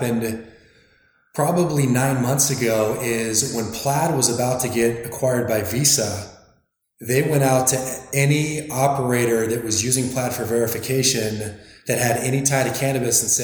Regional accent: Arizona, United States; also born or lived in Northern California; I grew up in Arizona, went to school in Northern California

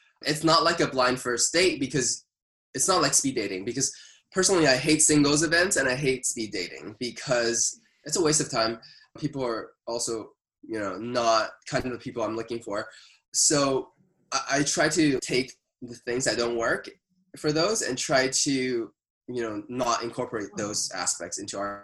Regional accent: Canada; as a Canadian

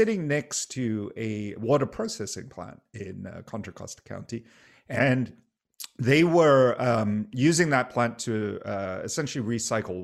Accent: Singapore; moved away; I grew up in Singapore.

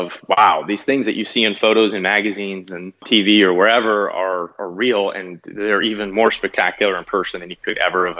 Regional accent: New Jersey, United States; I grew up in New Jersey

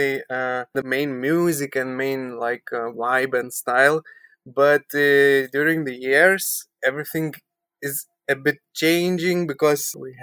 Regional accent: Vilnius, Vilnius County, Lithuania; we are from Lithuania, from Vilnius, capital of Lithuania

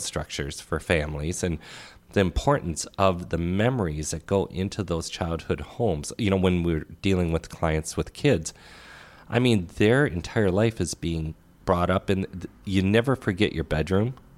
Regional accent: Crystal, Minnesota, United States; growing up in Crystal

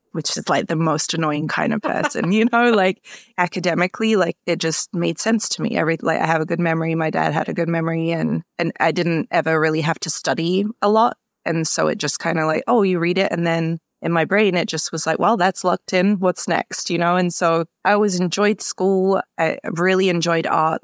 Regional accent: London, United Kingdom; now in Minneapolis, United States; Yeah, so I grew up in Southeast London in Greenwich, mainly with my mom and my sister

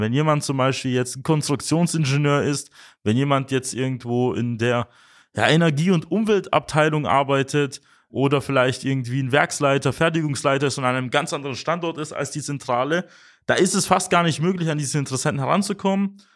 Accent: Germany; bei uns in Deutschland

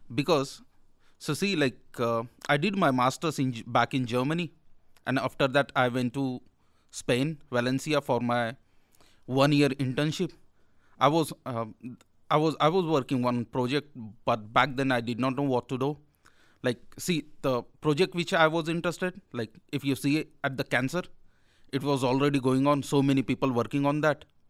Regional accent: India; moved away as an adult; now in Belfast, United Kingdom; I'm from India

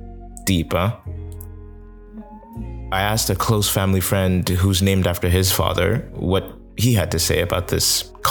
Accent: Toronto, Ontario, Canada; I'm from Toronto. North Americans can always sense each other.

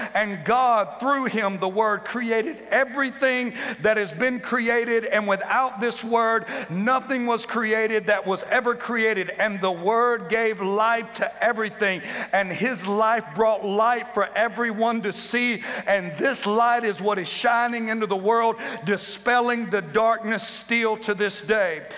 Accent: the Bible Belt, United States; I'm from the Bible Belt

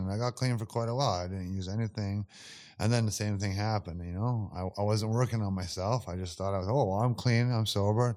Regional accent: Campbell River, British Columbia, Canada; My hometown's Campbell River on the island.

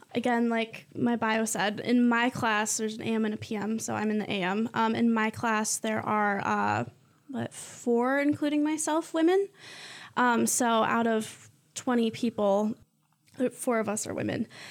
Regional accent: Mason, Michigan, United States; I'm from Mason

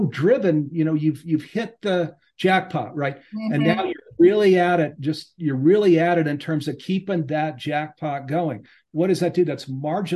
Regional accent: East Coast, United States; also born or lived in Silicon Valley / California; now in Boulder, United States; I grew up on the East Coast with six brothers and sisters

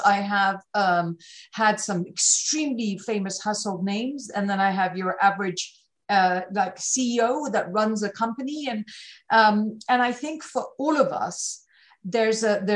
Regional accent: United Kingdom; I'm British

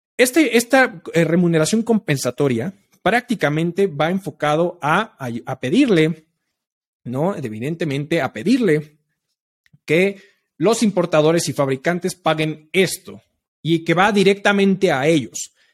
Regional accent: Mexico; nosotros como mexicanos

